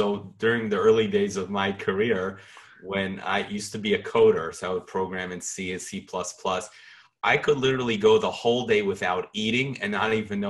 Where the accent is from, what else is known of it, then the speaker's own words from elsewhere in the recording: New York, United States; being a New Yorker